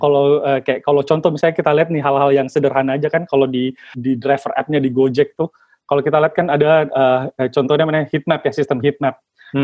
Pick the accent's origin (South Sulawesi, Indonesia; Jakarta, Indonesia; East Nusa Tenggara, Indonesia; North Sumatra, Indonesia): South Sulawesi, Indonesia; Makassar; saya kan kebetulan berasal uh, dari Sulawesi ya mas ya, jadi asalnya dari Makassar, Sulawesi